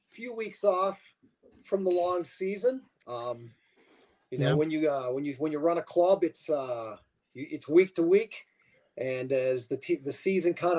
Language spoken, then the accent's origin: English; Bradford, Pennsylvania, United States; now in Phoenix, United States; I was born in Bradford, PA. I was actually a border child.